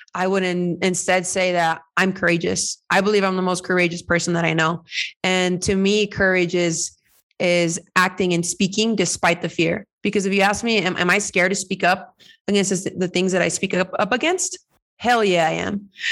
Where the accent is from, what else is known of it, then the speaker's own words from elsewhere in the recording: California, United States; moved away as an adult; now in Mexico; I'm Mexican American. I am. Um, I'm just so many things thanks to my parents migrating to to California and me being born there.